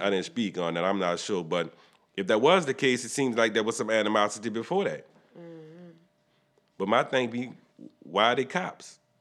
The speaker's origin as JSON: {"language": "English", "town": "New Orleans", "region": "Louisiana", "country": "United States", "said": "we from New Orleans"}